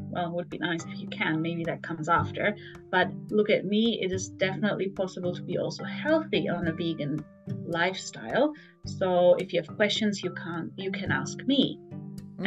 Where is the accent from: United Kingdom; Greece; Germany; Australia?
Germany; moved away as an adult; also born or lived in Frankfurt; now in Tokyo, Japan; so I'm from Germany originally. So I grew up in a very meat heavy country